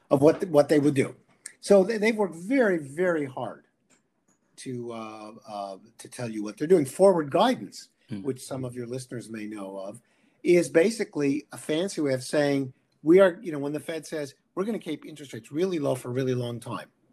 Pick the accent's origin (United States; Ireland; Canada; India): Canada; I'm a Canadian, or I'm both actually